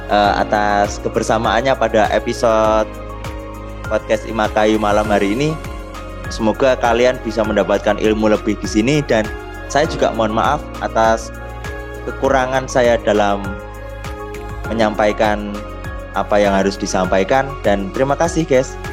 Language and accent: Indonesian; Java, Indonesia; tapi karena saya juga orang Jawa dulu tuh sakit-sakitan.